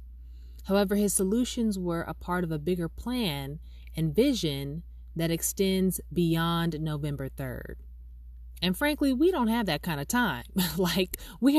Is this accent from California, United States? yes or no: yes; Los Angeles, California, United States; also born or lived in Inglewood; I was born and raised in Harbor City, which is in the South Bay